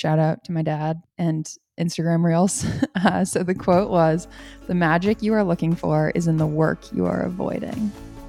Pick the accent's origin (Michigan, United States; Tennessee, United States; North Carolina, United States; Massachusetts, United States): Massachusetts, United States; because I grew up outside of Boston and sometimes I love upstate New York, but our seafood scene is not really it.